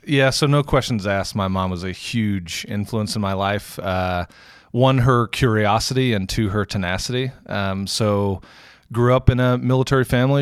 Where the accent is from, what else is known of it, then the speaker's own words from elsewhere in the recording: Houston, Texas, United States; moved away as an adult; also born or lived in San Francisco / Cincinnati / Germany; now in Louisville, United States; born and raised in Houston, Texas